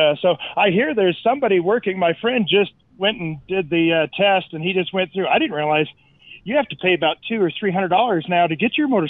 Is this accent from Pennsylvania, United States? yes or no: no; Denver, Colorado, United States; moved away as an adult; also born or lived in Southern California; I grew up here in Denver. I went to college out in Santa Barbara, California. I lived almost half my life in Southern California too.